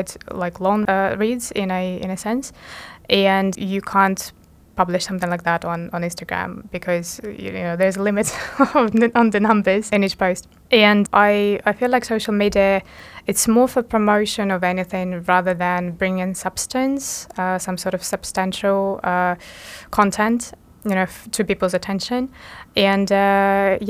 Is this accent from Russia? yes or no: yes; Russia; now in Luxembourg; I'm Russian. Well, I'm actually a Russian Ukrainian, but I come from Russia.